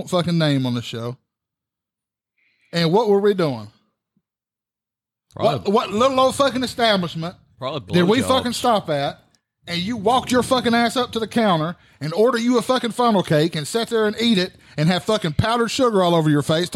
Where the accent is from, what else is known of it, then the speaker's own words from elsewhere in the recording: United States; I'm an American